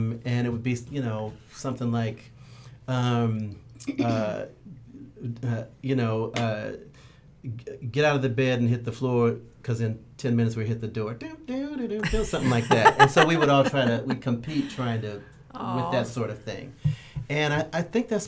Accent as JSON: {"language": "English", "town": "Santa Monica", "region": "California", "country": "United States", "tie": "born or raised there", "said": "I was born in Santa Monica"}